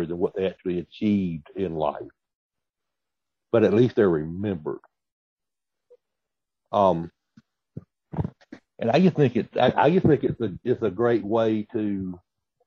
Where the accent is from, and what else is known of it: the South, United States; accent: Southern